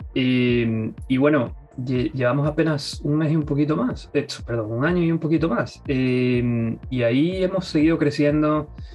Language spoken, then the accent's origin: Spanish; Guayaquil, Guayas, Ecuador; now in United States; Soy de Guayaquil, Ecuador.